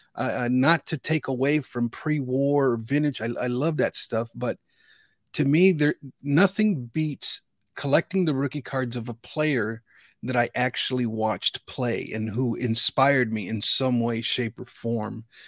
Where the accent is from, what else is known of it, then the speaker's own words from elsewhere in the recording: Chicago, Illinois, United States; I grew up in the Chicagoland region, and nineteen eighty-five, I was fifteen years old